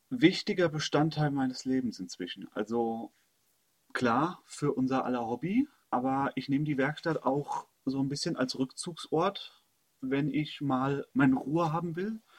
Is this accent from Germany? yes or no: yes; Hesse, Germany; moved away as an adult; Ich komme ursprünglich aus Hessen, habe da fast 25 Jahre, also ich glaube bis 2009, 26 Jahre gelebt, bin dann in den Ruhrpott gezogen, habe mich in den Ruhrpott verliebt, also Heimat im Herzen ist definitiv Oberhausen.